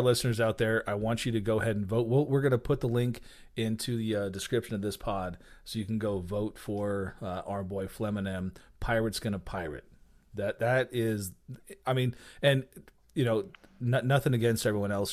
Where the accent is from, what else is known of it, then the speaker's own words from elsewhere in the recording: Albuquerque, New Mexico, United States; growing up in Albuquerque